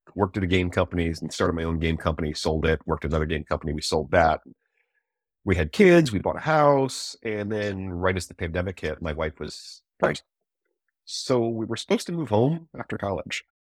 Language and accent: English; East Coast, United States; moved away; also born or lived in Eugene, Oregon; I'm from the East Coast